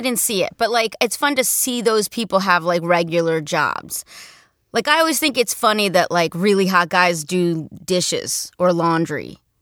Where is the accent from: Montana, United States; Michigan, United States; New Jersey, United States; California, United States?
New Jersey, United States; moved away as an adult; also born or lived in New York; I grew up in Jersey, then I lived in New York and did, like, theater for a long time